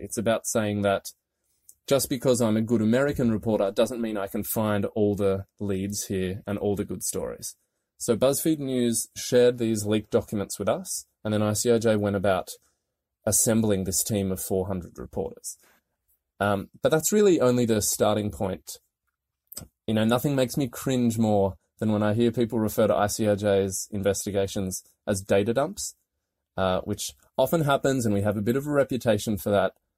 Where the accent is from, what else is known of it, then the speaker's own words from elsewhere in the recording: Australia; moved away as an adult; also born or lived in London / Paris; now in Washington, D.C., United States; as my accent will tell you, I'm not from here. I'm Australian and moved to D C in two thousand and sixteen